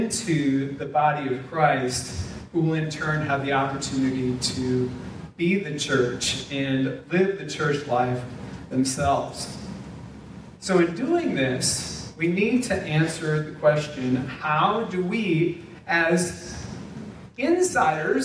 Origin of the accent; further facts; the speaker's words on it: South Dakota, United States; moved away; also born or lived in Minnesota / Indiana; we had local church families where we grew up in South Dakota, where I got saved and was baptized